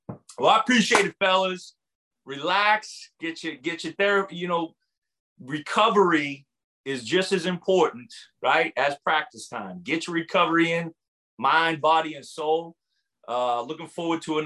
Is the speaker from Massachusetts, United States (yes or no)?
yes; right outside of Boston, Massachusetts, United States; moved away; also born or lived in Fayetteville; grew up right outside of Boston